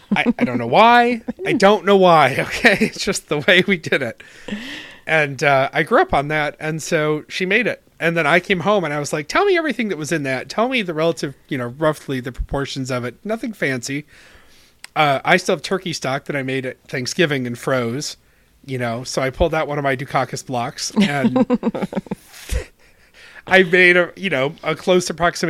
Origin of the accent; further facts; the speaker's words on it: Rochester, New York, United States; moved away; also born or lived in Rhode Island; my hometown